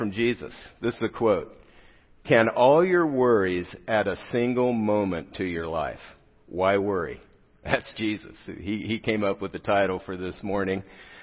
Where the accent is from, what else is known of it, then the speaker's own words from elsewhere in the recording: South Gate, California, United States; also born or lived in Riverside, California; I grew up in Southgate, California, just a couple exits down